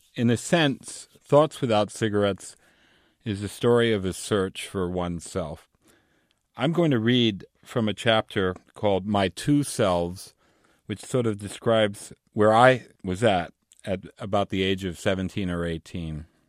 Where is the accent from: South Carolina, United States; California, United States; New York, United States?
New York, United States; New York City; I grew up in New York City to, uh, Cuban parents